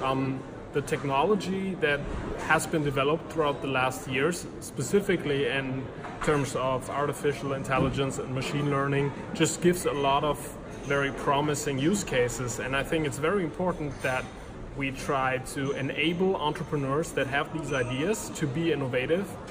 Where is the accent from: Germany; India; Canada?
Germany; near Cologne, North Rhine-Westphalia; I grew up uh, in, in Germany, pretty close